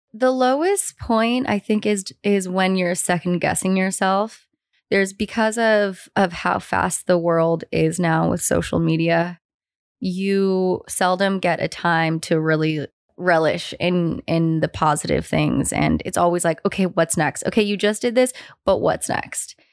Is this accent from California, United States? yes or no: yes; San Francisco, California, United States; I grew up in San Francisco